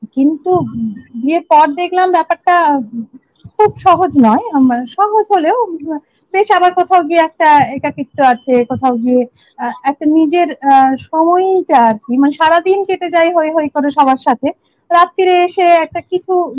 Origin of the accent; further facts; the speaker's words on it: Maynapur, West Bengal, India; also born or lived in Medinipur / Durgapur; আমার ছোটবেলা তোমরা তো জানোই বাঁকুড়াতে বেড়ে ওঠা আমার বাঁকুড়ার ময়নাপুর আমার গ্রাম এবং সেখানে বেড়ে ওঠা